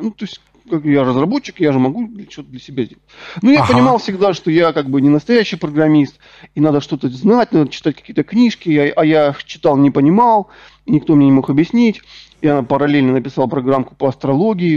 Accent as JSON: {"language": "Russian", "town": "Rostov-on-Don", "region": "Rostov Oblast", "country": "Russia", "also_born_or_lived": "Donetsk", "said": "Я сам из Ростова-на-Дону, закончил Донецкий государственный технический университет."}